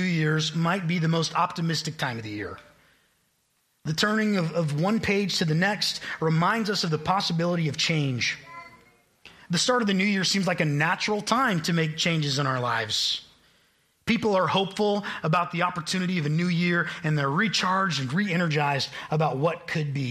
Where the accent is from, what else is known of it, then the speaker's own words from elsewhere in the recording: Tonganoxie, Kansas, United States; I grew up in Tonganoxie, Kansas